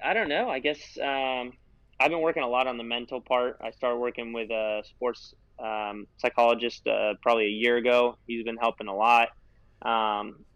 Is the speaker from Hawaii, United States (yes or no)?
no; California, United States; I'm from California.